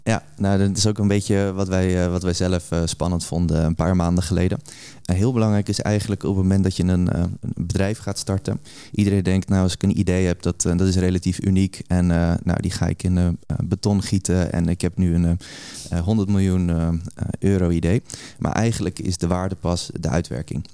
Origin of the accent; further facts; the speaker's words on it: Almere, Flevoland, Netherlands; omdat ik uit Almere kom